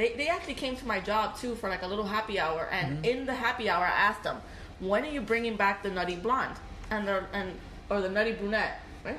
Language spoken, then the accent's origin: English; Hialeah, Florida, United States; I grew up in Hialeah and Miami Lakes